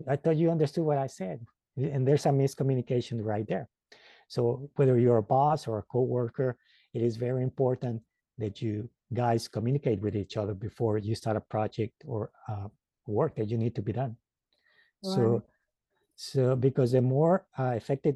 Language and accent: English; Mexico; English is a second language; now in United States; And I live now in the United States, but I was born in Mexico. And when I came to the United States, it was a bit of a culture shock with the language